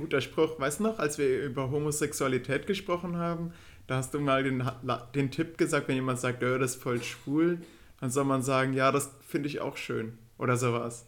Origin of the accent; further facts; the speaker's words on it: Würm, North Rhine-Westphalia, Germany; in Würm, in dem Ort, wo ich geboren bin